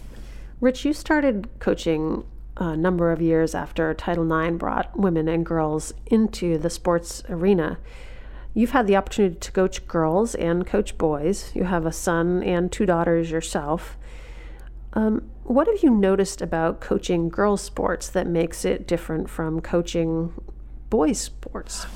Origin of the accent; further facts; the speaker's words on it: Maine, United States; when I was growing growing up in Maine